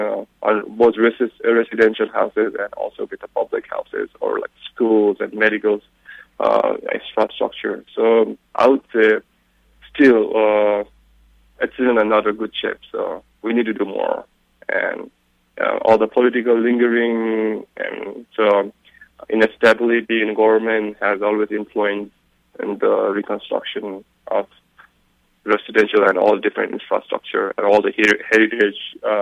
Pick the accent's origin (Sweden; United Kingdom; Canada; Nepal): Nepal; Chaprabensi, Bagmati; And as I come from Chaprabensi, the Langtang region